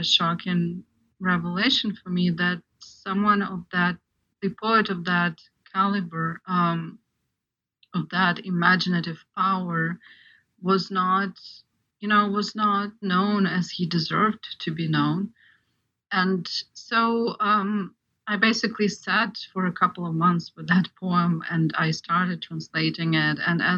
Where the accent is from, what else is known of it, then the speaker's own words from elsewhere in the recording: Ukraine; I'm actually an example of Ukrainian, partly Ukrainian audience, because I grew up in Ukraine